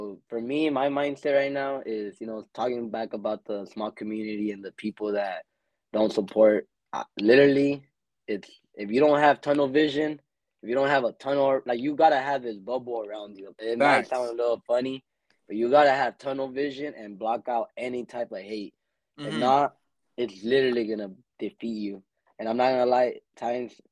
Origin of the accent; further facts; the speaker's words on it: Lamont, California, United States; also born or lived in Bakersfield, California; I used to live in Lamont, where my little town. I'm still a part of Lamont. So deep down, I'll never like say I'm from Bakersfield, but yeah, I am from Bakersfield, California